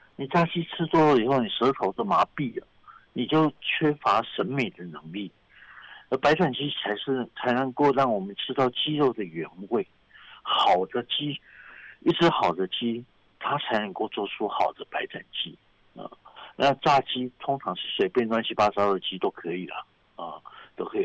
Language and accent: Chinese; Taiwan; 我们台湾人是吃羊肉卤